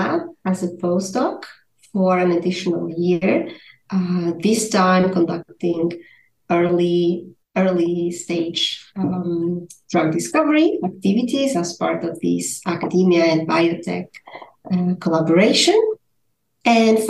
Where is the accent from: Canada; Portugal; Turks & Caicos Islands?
Portugal; moved away as an adult; also born or lived in Switzerland; now in Basel, Switzerland; I am originally from Portugal